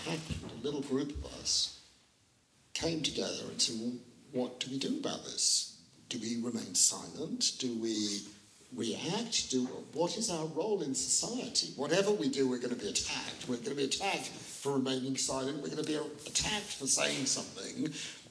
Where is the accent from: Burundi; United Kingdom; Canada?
United Kingdom; we are British Jewish lawyers